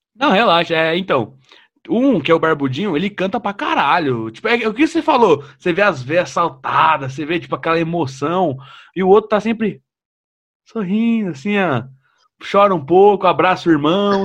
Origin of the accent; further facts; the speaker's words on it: São Paulo, Brazil; Eu sou de São Paulo, eu nunca fiz nada fora de São Paulo.